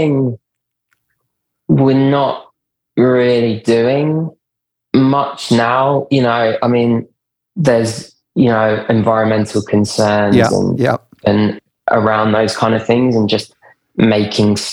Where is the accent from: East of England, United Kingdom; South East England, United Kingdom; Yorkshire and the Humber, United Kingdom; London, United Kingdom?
London, United Kingdom; moved away as an adult; now in New York, United States; I'm based in New York now, but I used to, you can probably tell I'm from London originally